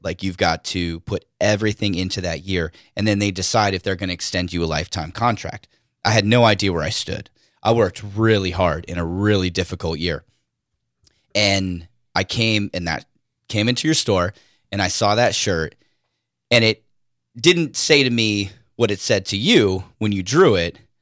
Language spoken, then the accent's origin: English; Oceanside, California, United States; also born or lived in Escondido; I am born and raised in Oceanside, slash Escondido slash Es, uh, San Diego County